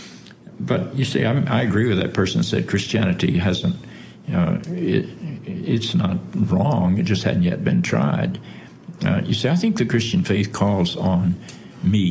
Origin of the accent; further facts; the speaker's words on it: the South, United States; When I grew up in the South, I grew up in an evangelical Episcopal church